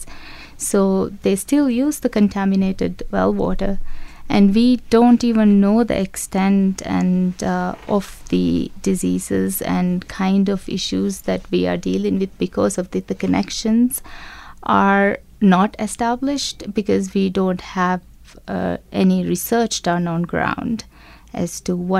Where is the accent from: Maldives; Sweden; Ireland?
Maldives; from the Maldives